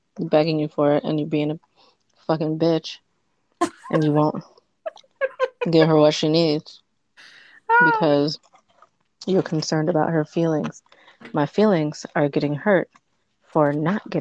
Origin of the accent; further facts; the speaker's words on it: Michigan, United States; accent: Midwest; I'm from the Midwest and especially the specific area in Michigan, I have a tendency to add an S to everything. So I kept saying Ashley breathes because of my fucking accent